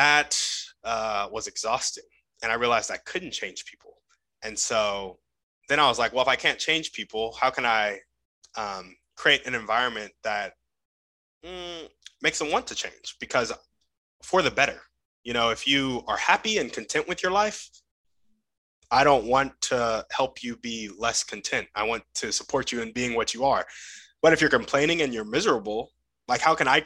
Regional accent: United States; what I learned growing up in America in my school system

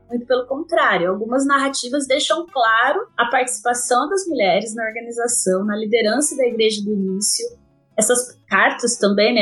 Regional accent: interior of São Paulo, Brazil; sou aqui do interior de São Paulo

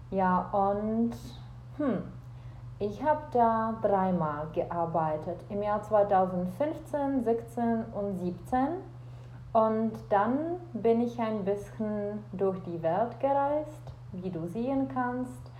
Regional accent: Czechia; German is a second language; ich komme aus Tschechien und ich bin Deutschlehrerin.

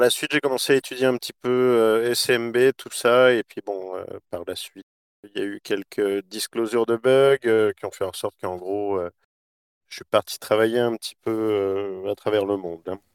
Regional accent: Quebec, Canada; moved away as an adult; also born or lived in Australia; moi, je suis né au Québec de parents français

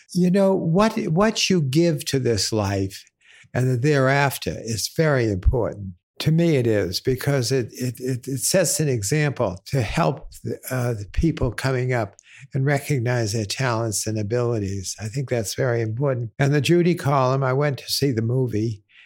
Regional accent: Boston, Massachusetts, United States; I grew up in Boston

